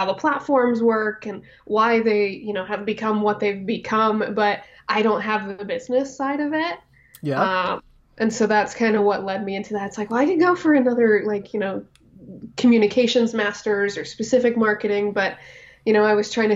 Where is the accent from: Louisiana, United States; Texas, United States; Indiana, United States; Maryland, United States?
Indiana, United States; Fort Wayne; I'm from Fort Wayne, Indiana